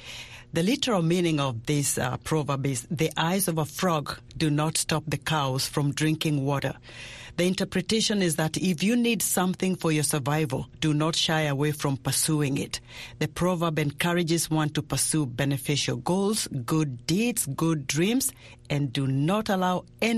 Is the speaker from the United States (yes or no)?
no; Kenya; I'm from Kenya.